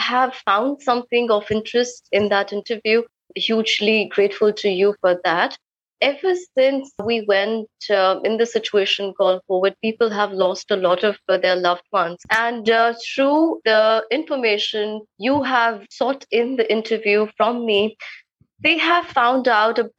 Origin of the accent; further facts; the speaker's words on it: New Delhi, Delhi, India; moved away as an adult; now in Kolkata, India; I come from New Delhi, but because I'm married here in Calcutta